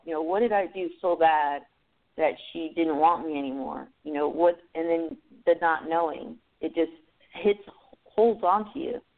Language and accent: English; Los Angeles, California, United States; I grew up in California, San Fernando Valley